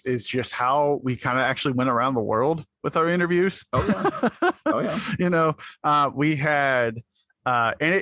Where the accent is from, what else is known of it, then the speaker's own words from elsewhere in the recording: Pittsburgh, Pennsylvania, United States; I'm from Pittsburgh